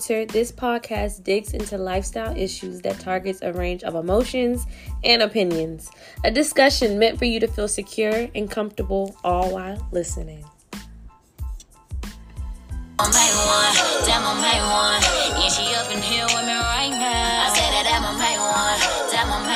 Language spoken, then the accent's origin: English; Richmond, Virginia, United States; moved away; I'm from Richmond